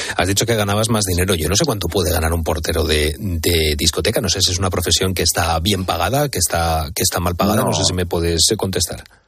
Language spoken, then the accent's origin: Spanish; Spain; nosotros como españoles que somos